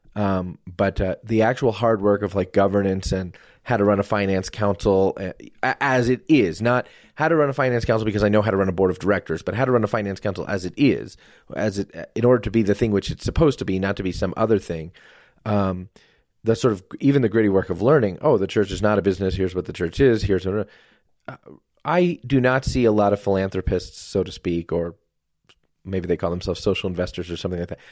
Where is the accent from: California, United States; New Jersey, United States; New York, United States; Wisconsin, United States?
New Jersey, United States; moved away; also born or lived in Colorado; we're from New Jersey